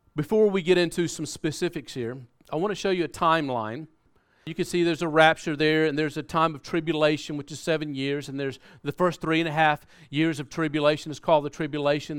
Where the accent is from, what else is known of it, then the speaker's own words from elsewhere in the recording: South Carolina, United States; moved away; we're from America. Uh, we, we grew up in South Carolina, and if you haven't been able to pick up on that accent, uh, you'll, you'll probably get it now